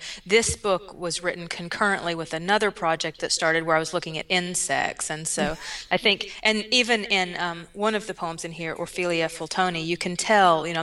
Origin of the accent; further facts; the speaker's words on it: Southwest Virginia, United States; I'm from Southwest Virginia